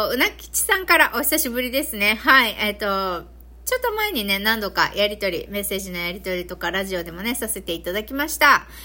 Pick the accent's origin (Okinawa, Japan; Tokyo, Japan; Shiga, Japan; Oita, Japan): Okinawa, Japan; accent: Okinawan dialect mixed with Kansai; うちなんちの私からしてみるとね